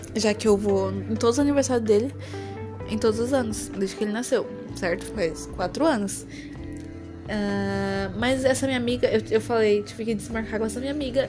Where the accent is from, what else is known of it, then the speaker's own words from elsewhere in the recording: São Paulo, Brazil; eu sou paulista